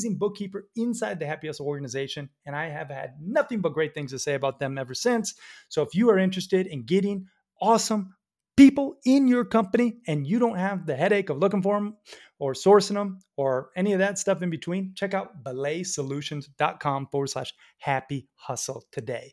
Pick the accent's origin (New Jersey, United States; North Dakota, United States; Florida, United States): Florida, United States; Sarasota; also born or lived in Red Lodge, Montana; Chris and I, we grew up together in Sarasota